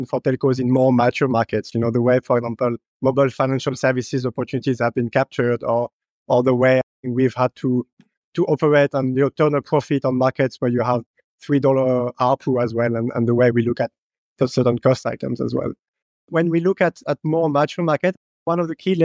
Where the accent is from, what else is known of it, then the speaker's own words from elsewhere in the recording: France; moved away; also born or lived in Middle East / North Africa / Asia / Indonesia; I'm from France, but I've lived and worked in almost 10 different countries in Middle East, North Africa, and Asia.